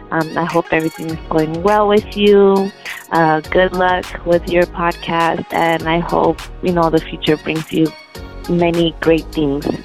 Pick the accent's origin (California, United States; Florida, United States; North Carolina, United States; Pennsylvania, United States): California, United States; Chula Vista; I'm from Chula Vista, and I just want to say that I just finished listening to the first um, episode